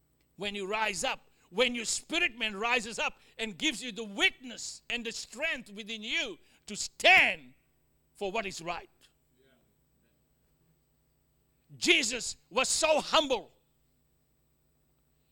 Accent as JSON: {"language": "English", "country": "Australia", "also_born_or_lived": "Fiji", "accent": "Australian", "said": "my Australian accent"}